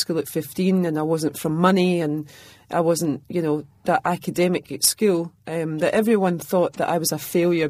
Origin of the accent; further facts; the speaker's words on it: Glasgow, Scotland, United Kingdom; growing up in the East End of Glasgow, an incredible place, but it was a working class background.